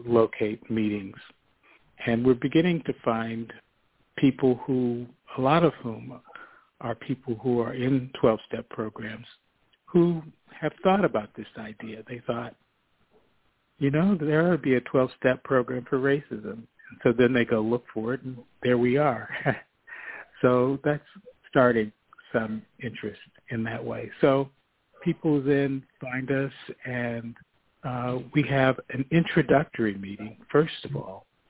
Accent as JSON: {"language": "English", "country": "United States", "said": "me as an American"}